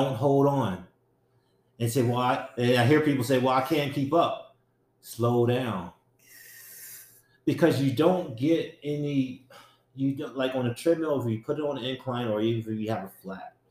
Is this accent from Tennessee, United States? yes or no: no; Harrisburg, Pennsylvania, United States; I grew up in Harrisburg